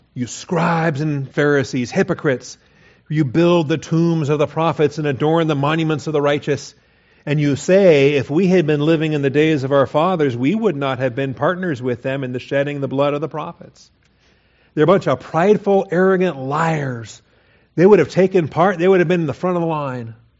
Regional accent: Washington, United States; I grew up in Washington

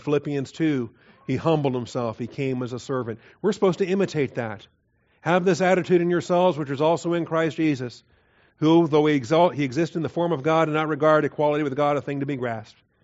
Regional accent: the Northwest, Pacific Northwest, United States; moved away; I grew up in the Northwest

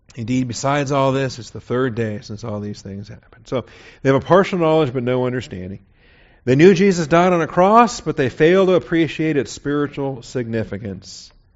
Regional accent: Seattle, Washington, United States; I was born and raised in Seattle, Washington.

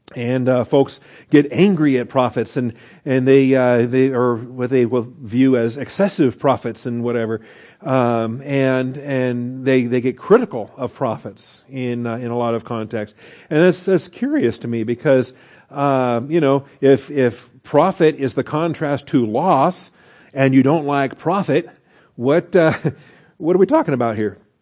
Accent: Seattle, Washington, United States; growing up in Seattle, Washington

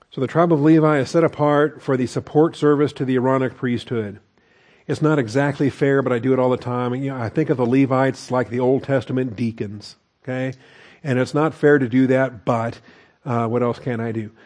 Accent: West Coast, United States; I grew up on the West Coast

